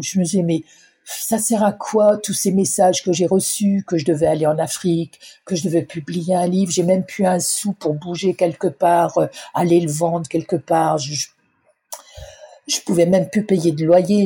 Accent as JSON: {"language": "French", "area": "Ardennes", "region": "Grand Est", "country": "France", "tie": "born or raised there", "said": "je suis originaire des Ardennes"}